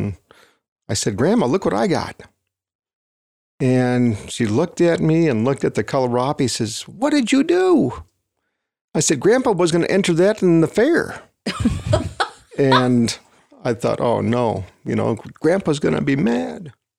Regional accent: Wisconsin, United States; I grew up in Wisconsin.

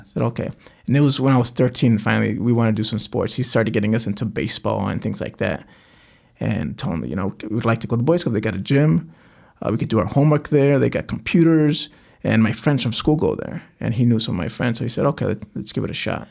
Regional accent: Cicero, Illinois, United States; also born or lived in Back of the Yards, Chicago; I grew up in Cicero. I, I, we, I was born in back of the yards

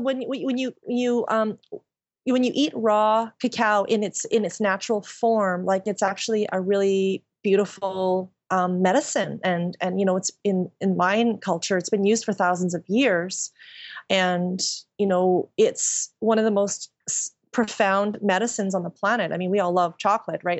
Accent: Qualicum Beach, British Columbia, Canada; moved away as an adult; also born or lived in Nanaimo; now in Vancouver, Canada; I'm from Vancouver Island, a really small town

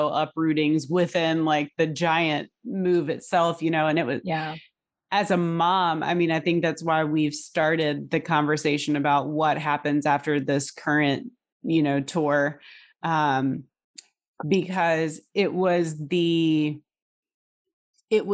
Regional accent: Hampton Roads, Virginia, United States; moved away as an adult; also born or lived in Connecticut / California; I grew up in Hampton Roads

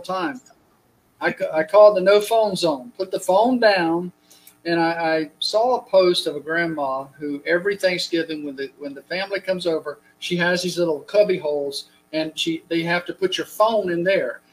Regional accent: United States; We're American

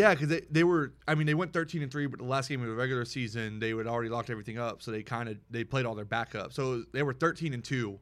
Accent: Houston, Texas, United States; I'm from Houston

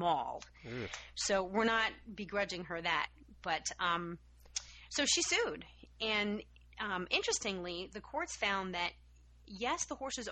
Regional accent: Massachusetts, United States; my home state of Massachusetts

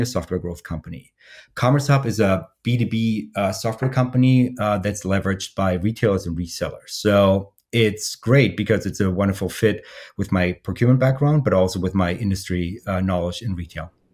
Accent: Germany; now in Columbus, United States; I'm based in the uh, Columbus, Columbus, Ohio area, uh, but originally I'm from Germany.

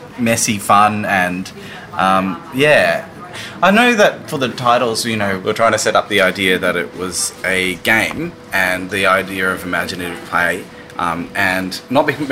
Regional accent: Brisbane, Queensland, Australia; I grew up in Brisbane, and I went to uni here

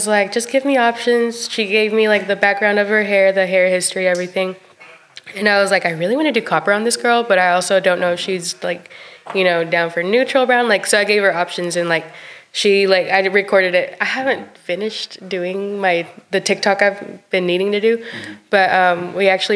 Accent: Stratford, Texas, United States; moved away as an adult; also born or lived in Cuauhtémoc, Chihuahua, Mexico; now in Sherwood, United States; I'm from Stratford, Texas.

